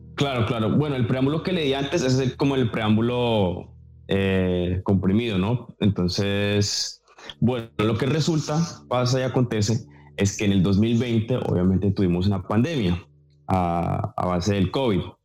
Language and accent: Spanish; Bogotá, Colombia; yo obviamente soy colombiano, nací en Bogotá